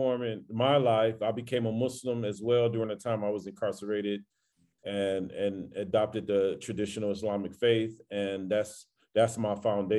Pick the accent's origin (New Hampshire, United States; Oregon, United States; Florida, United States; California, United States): California, United States; Los Angeles; I grew up in South Central Los Angeles in the 80s, 70s, and the 80s